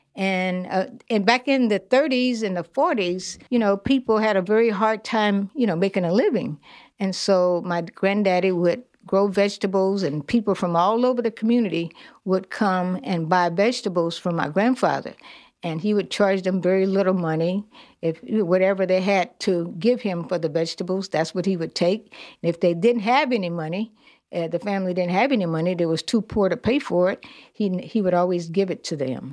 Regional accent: Mobile, Alabama, United States; moved away; also born or lived in Long Beach, California; I was born in Africa Town, Alabama

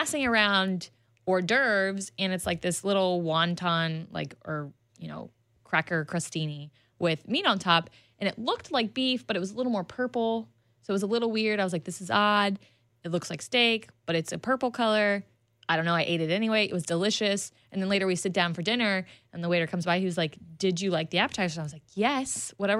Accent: Florida, United States; I grew up in Florida

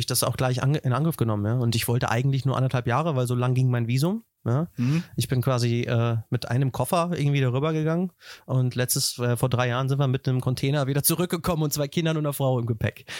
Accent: Wetter, North Rhine-Westphalia, Germany; moved away as an adult; also born or lived in Hagen / Dortmund / United States; now in Nuremberg, Germany; ich bin aufgewachsen in Wetter an der Ruhr, äh, in, im wunderschönen Haken geboren

